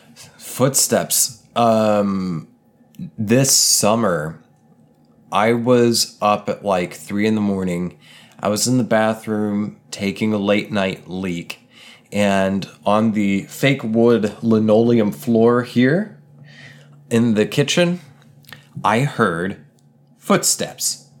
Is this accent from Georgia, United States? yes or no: no; Oklahoma, United States; moved away; where I mostly grew up. It's, uh, in the woods in Oklahoma